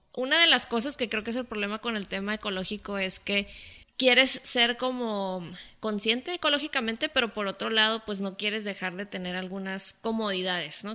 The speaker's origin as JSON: {"language": "Spanish", "country": "Mexico", "said": "nosotros como cultura mexicana"}